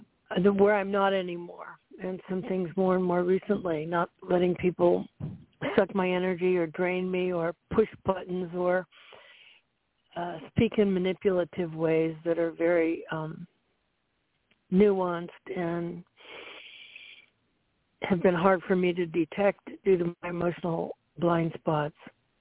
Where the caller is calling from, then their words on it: Central Florida, United States; I'm calling in from Central Florida.